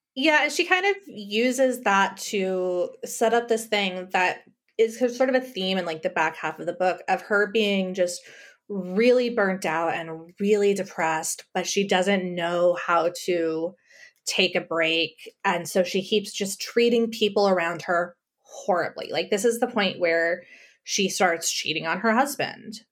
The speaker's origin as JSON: {"language": "English", "town": "El Paso", "region": "Texas", "country": "United States", "tie": "born or raised there", "moved": "yes", "said": "I grew up in El Paso, Texas, on the border with Ciudad Juar-, Juarez."}